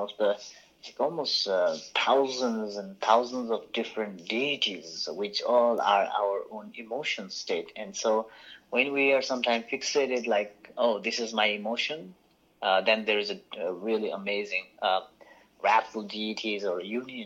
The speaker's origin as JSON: {"language": "English", "town": "Bhaktapur", "region": "Bagmati", "country": "Nepal", "tie": "born or raised there", "said": "the town where I grew up in Bhaktapur, it has a lot of Buddhist art there around"}